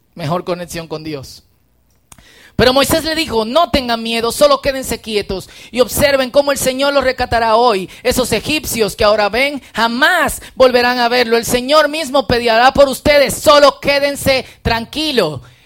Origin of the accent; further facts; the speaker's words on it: Dominican Republic; accent: Dominican; un buen dominicano